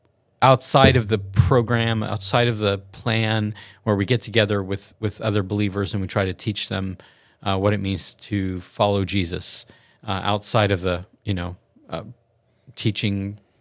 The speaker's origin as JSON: {"language": "English", "region": "the South", "country": "United States", "said": "Yeah, so I'm from the South, and so that's why I know that."}